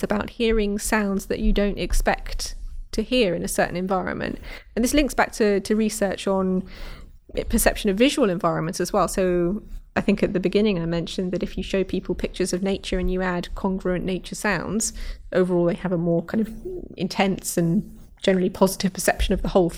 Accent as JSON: {"language": "English", "region": "London", "country": "United Kingdom", "tie": "born or raised there", "said": "I grew up in North London, Brent Cross Shopping Centre"}